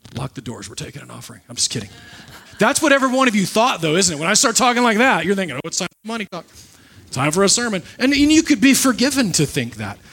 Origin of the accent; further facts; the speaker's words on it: Nebraska, United States; moved away; The pastor that I grew up with in Nebraska